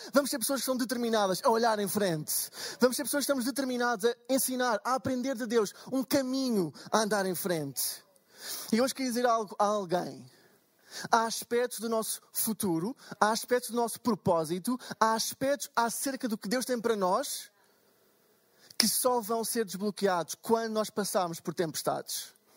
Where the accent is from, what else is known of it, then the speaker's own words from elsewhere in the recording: Portugal; sou de Portugal